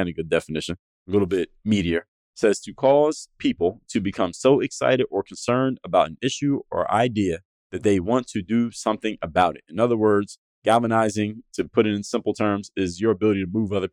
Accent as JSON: {"language": "English", "country": "United States", "said": "back home to the United States"}